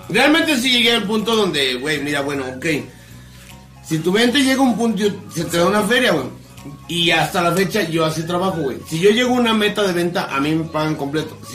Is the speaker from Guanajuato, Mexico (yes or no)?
yes; Ciudad Manuel Doblado, Guanajuato, Mexico; también somos de Ciudad Manuel Doblado, claro que sí, Muni, pues.